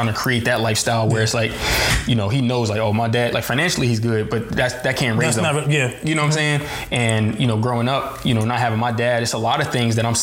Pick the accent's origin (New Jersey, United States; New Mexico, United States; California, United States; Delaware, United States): Delaware, United States; also born or lived in Philadelphia, Pennsylvania; I was born in Philly. Delaware. I came here when I was like middle school